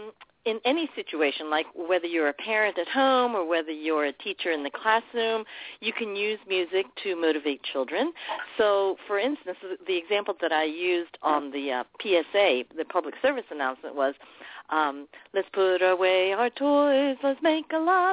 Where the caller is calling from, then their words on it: New York, United States; And we're from Long Island. We're calling in from Long Island.